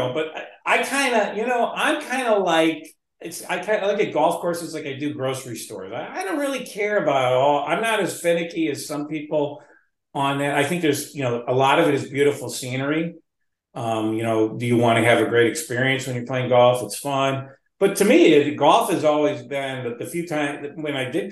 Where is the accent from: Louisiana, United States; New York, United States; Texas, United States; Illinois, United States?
Illinois, United States; Northern Cook County; now in Lake Forest, United States; I grew up in Northern Cook County.